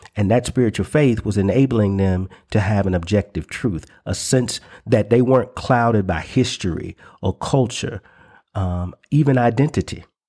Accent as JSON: {"language": "English", "region": "the South", "country": "United States", "tie": "born or raised there", "said": "the cultural identity that I grew up in in the South"}